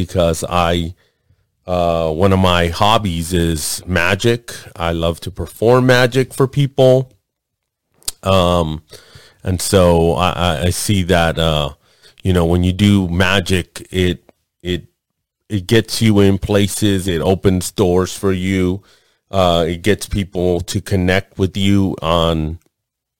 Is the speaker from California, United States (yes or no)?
yes; Los Angeles, California, United States; I'm Mexican. Born and raised in East Los Angeles in Lincoln Hospital on Soto Street